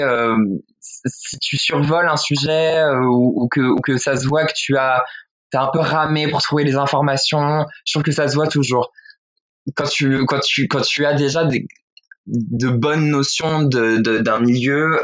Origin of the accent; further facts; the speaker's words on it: western France, France; moved away as an adult; now in Paris, France; je viens de province déjà, je viens de, l'ouest de la France